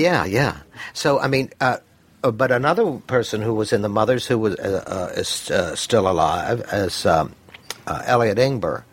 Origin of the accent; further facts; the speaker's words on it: Mississippi, United States; I was born in Mississippi